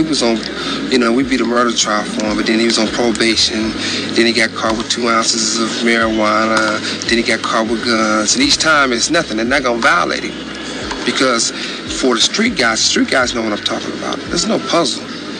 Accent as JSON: {"language": "English", "town": "Compton", "region": "California", "country": "United States", "said": "I'm from Compton"}